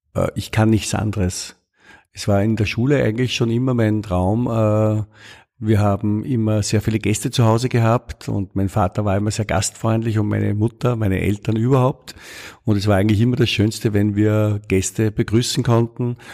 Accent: Austria; ich bin Österreicher

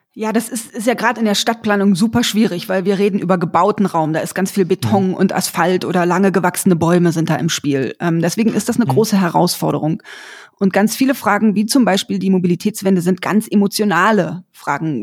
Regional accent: Berlin, Germany; Ich bin in Berlin aufgewachsen

